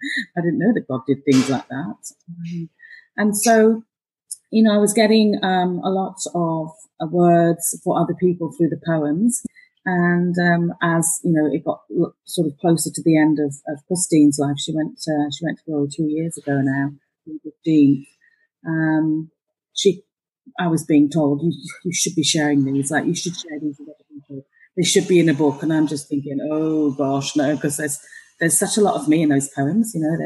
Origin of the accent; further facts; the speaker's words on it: Malaysia; born there; I was born in Malaya, so I speak the Queen's English, darling.